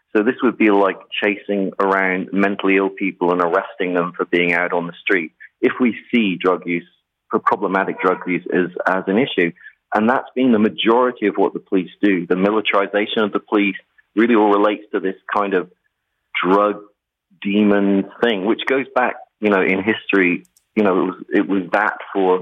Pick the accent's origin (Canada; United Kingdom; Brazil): United Kingdom; England; moved away; I'm from England